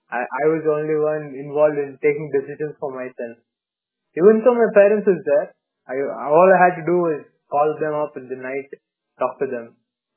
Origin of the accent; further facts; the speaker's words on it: Bangalore, Karnataka, India; moved away as an adult; also born or lived in Hyderabad; Even though I grew up in Bangalore, I came of age in Hyderabad.